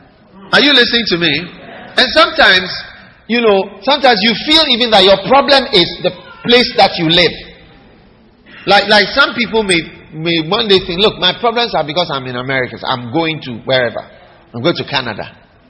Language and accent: English; Ghana; I come from Ghana. That is why I'm talking about Ghana.